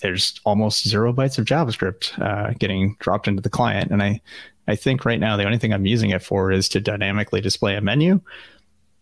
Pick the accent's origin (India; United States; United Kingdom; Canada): Canada; as a Canadian, and I don't know if your listeners have figured that out yet, but I am Canadian